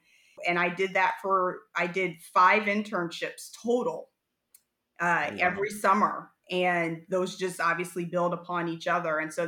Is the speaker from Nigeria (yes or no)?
no; Ohio, United States; I am from Ohio originally, so a Buckeye born and raised.